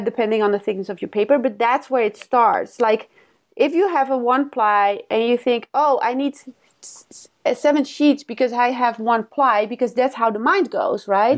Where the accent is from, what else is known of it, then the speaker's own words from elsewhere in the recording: Netherlands; moved away as an adult; now in Los Angeles, United States; I, I grew up in the Netherlands